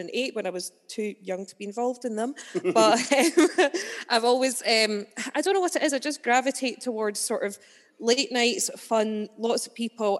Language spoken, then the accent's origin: English; Falkirk, Scotland, United Kingdom; I'm from Falkirk originally